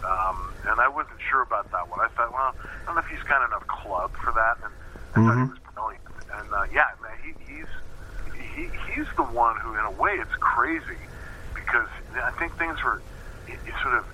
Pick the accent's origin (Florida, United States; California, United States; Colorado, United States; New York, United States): New York, United States; Buffalo; moved away; where I grew up in Buffalo